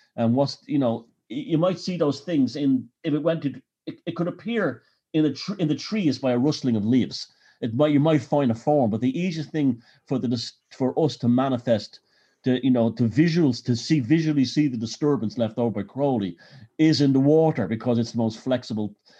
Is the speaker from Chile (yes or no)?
no; Dublin, Leinster, Ireland; I grew up in Dublin